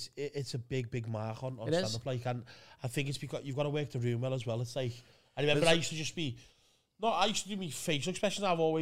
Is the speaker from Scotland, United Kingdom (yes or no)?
no; Liverpool, North West England, United Kingdom